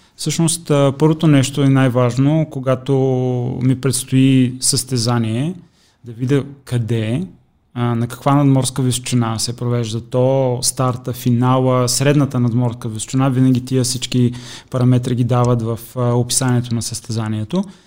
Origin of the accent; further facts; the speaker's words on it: Sliven, Sliven Province, Bulgaria; moved away as an adult; now in Sofia, Bulgaria; Аз съм от, от Сливен